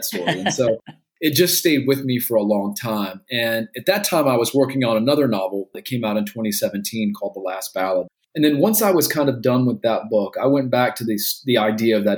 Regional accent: Gastonia, North Carolina, United States; I was growing up in Gastonia, North Carolina

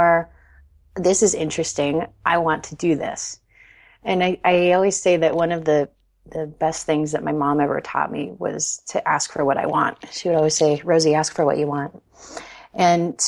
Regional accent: California, United States; I grew up in California

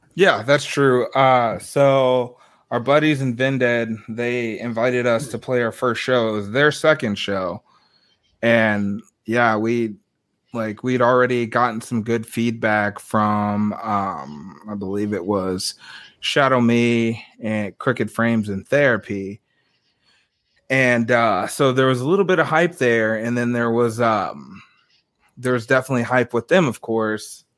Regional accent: Des Moines, Iowa, United States; moved away as an adult; also born or lived in Dallas, Texas; I'm from Des Moines, Iowa. I moved down there in 2016

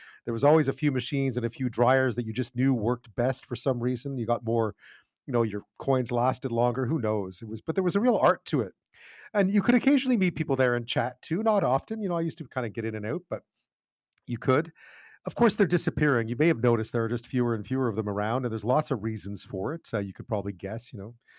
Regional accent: Montreal, Quebec, Canada; growing up in Montreal

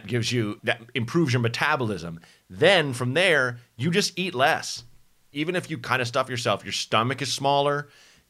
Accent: Portland, Oregon, United States; born or raised there; moved away; also born or lived in Chicago

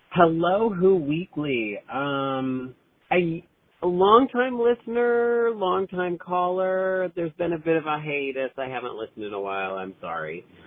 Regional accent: Western New York, United States; I'm from Western New York

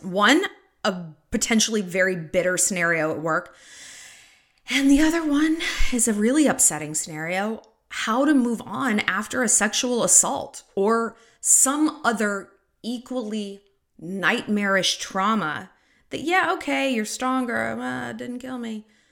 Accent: United States; as an American

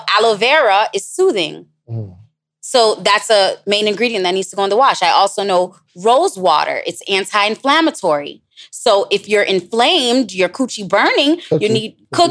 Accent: Jamaica; moved away; also born or lived in Florida / Los Angeles; I'm Jamaican

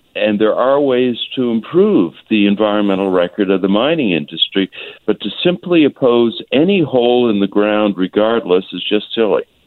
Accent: Atlantic Canada, Canada; I'm from Atlantic Canada

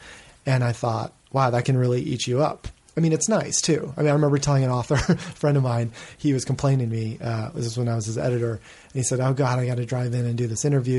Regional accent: New England, United States; maybe it's from growing up in New England where that strange, that kind of, that culture of, aggressive and like self-punishing modesty

